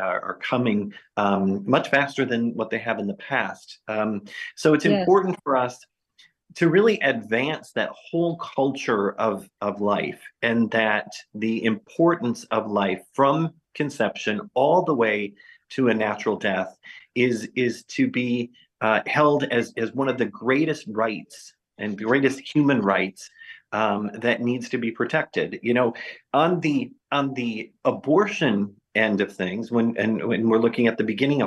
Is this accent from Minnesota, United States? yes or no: yes; Minnesota, United States; I'm from Minnesota